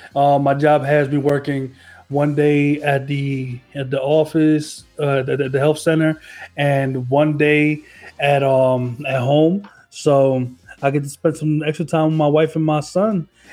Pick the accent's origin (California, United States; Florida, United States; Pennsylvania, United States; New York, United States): Pennsylvania, United States; Philadelphia; Oh, I'm from Philly.